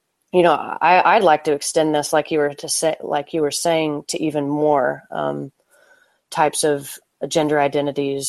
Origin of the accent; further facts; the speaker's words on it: Oklahoma City, Oklahoma, United States; moved away as an adult; also born or lived in Notre Dame, Indiana; I grew up in Oklahoma City, born and raised in the Methodist church.